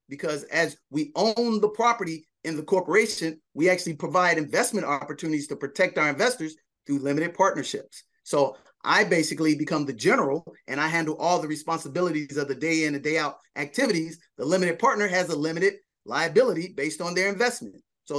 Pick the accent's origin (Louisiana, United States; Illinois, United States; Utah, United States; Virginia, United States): Illinois, United States; Chicago; That's correct. I'm a Chicagoan.